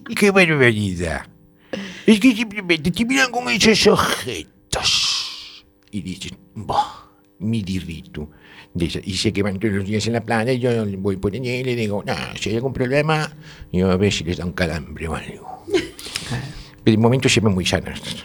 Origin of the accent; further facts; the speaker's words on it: Galicia, Spain; somos finos los gallegos